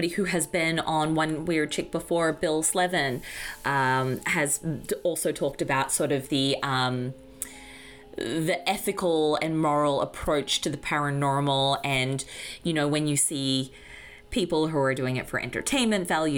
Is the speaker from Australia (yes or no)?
yes; Australia; growing up in Australia